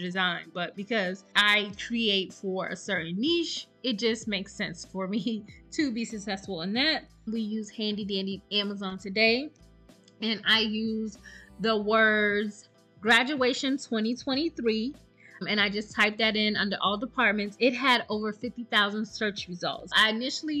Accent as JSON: {"language": "English", "region": "South Carolina", "country": "United States", "moved": "yes", "lives_now": "Texas, United States", "said": "I'm from South Carolina"}